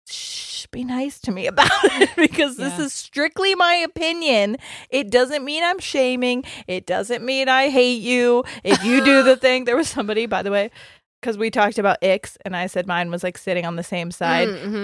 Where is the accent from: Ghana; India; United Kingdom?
United Kingdom; England; now in United States; I'm English, living in the U.S. whilst I finish my university course. As soon as I've finished, I plan on going home.